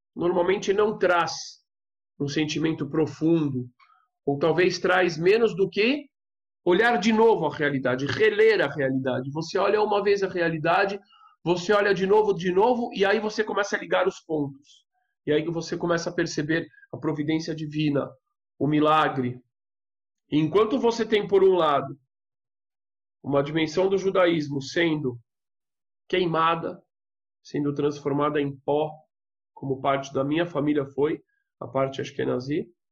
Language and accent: Portuguese; São Paulo, Brazil; eu sou de São Paulo